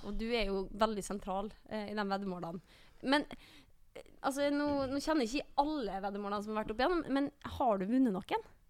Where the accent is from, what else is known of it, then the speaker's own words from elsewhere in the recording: Bergen, Vestland, Norway; jeg er jo født og oppvokst i Bergen